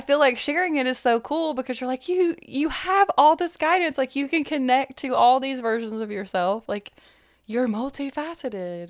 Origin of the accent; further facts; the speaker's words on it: East Tennessee, United States; I was raised more around Christianity because, you know, East Tennessee.